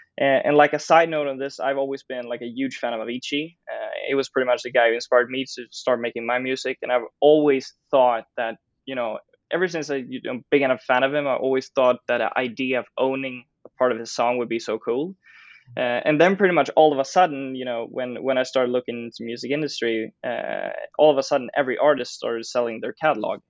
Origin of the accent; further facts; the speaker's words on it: Stockholm, Stockholm County, Sweden; I grew up in Stockholm